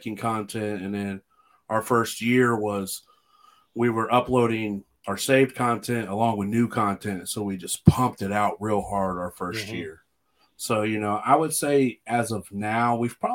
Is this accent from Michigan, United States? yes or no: no; Southwest Ohio, United States; I'm from Southwest Ohio